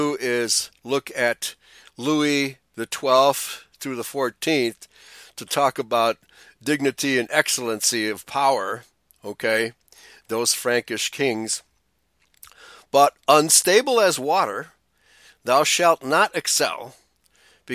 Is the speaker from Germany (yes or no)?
yes; Bavaria, Germany; I was born in Bavaria